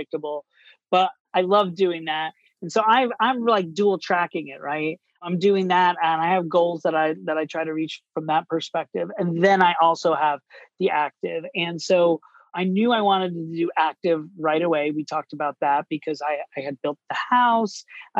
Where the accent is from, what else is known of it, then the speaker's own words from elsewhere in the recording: Orlando, Florida, United States; moved away as an adult; also born or lived in New York City / Miami; now in Boston, United States; I grew up in Orlando, Florida, and I moved to New York City to pursue a career